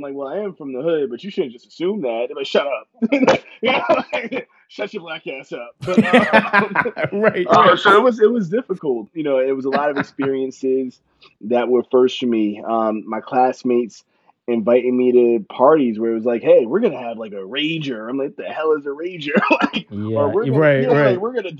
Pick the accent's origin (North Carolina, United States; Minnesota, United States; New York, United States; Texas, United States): New York, United States; Yonkers; I'm from Yonkers, New York